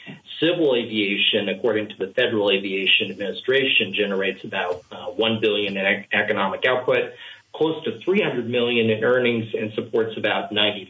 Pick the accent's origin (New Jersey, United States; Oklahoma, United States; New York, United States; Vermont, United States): Vermont, United States; Essex; moved away as an adult; also born or lived in Boston, Massachusetts; I grew up in Essex, Vermont. Then I attended the University of Vermont and then worked in Boston, Massachusetts for 14 years and then returned home to Vermont in 2006